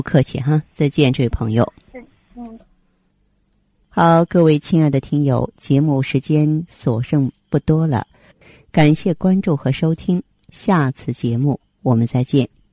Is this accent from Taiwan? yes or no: no; China; 我们中国人